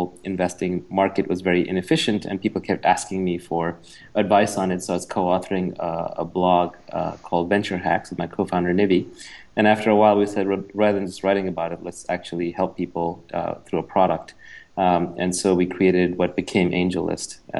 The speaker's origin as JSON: {"language": "English", "town": "New York City", "region": "New York", "country": "United States", "tie": "born or raised there", "also_born_or_lived": "India", "said": "I was born in India, moved to New York with my family when I was 9, grew up in New York City"}